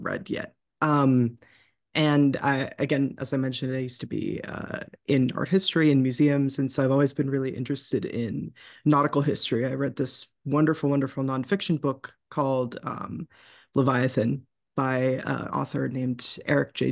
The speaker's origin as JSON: {"language": "English", "region": "New England", "country": "United States", "tie": "born or raised there", "said": "growing up in New England and in sort of, uh, the area of the country where I'm from"}